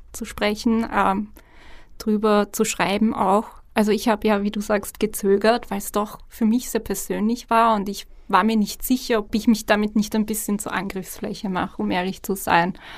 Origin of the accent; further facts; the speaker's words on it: Vienna, Austria; ich bin in Wien geboren, in Österreich geboren